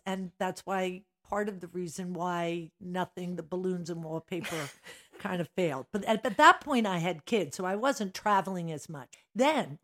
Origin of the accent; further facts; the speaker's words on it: Drexel Hill, Pennsylvania, United States; also born or lived in Philadelphia; I grew up in Drexel Hill, St. Dorothy's Parish